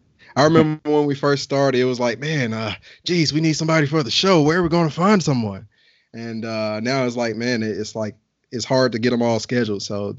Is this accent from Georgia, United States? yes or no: no; Birmingham, Alabama, United States; now in Cincinnati, United States; This is somebody back from my home, Birmingham, Alabama.